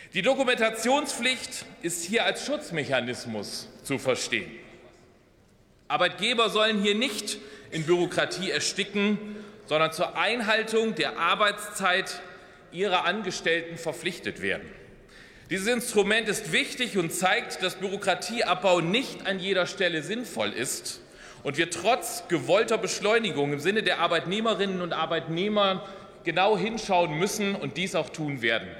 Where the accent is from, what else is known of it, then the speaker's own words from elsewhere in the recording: Oldenburg Münsterland, Lower Saxony, Germany; im Oldenburger Münsterland, meiner Heimatregion